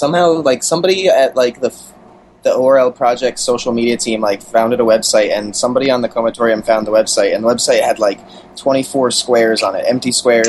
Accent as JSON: {"language": "English", "region": "New Jersey", "country": "United States", "accent": "Jersey", "said": "my Jersey accent."}